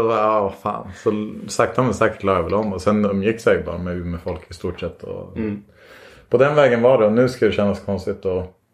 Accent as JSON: {"language": "Swedish", "town": "Borlänge", "region": "Dalarna County", "country": "Sweden", "tie": "born there", "said": "Jag, kommer, jag är född i Borlänge."}